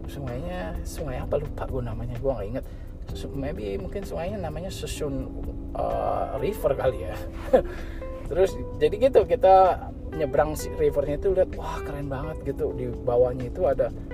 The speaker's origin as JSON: {"language": "Indonesian", "region": "California", "country": "United States", "said": "kita bilang oh kita dari California"}